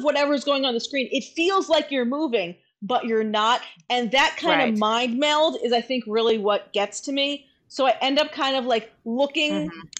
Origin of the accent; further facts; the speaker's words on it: New York, United States; as a New Yorker, like there's, I see enough rats that I'm kind of like grossed out by rats also